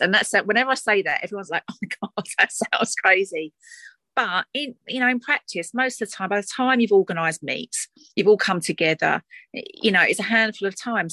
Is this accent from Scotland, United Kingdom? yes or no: no; Essex, East of England, United Kingdom; accent: Essex twang; my accent, my Essex twang